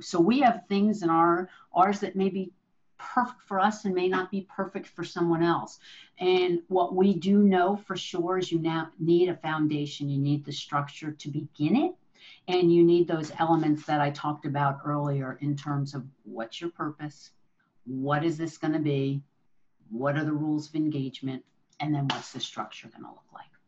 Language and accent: English; New Jersey, United States; now in San Francisco, United States; I'm I'm originally from New Jersey